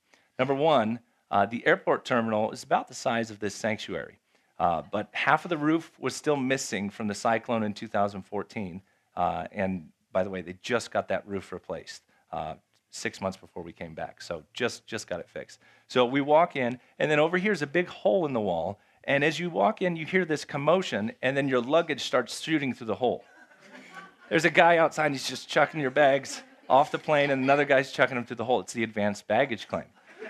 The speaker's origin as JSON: {"language": "English", "country": "Japan", "tie": "born or raised there", "moved": "as an adult", "said": "If you don't know, I grew up in Japan. I'm a missionary kid. I grew up in Japan. I lived in Japan from the time I was 5 till I was 18. So I speak Japanese."}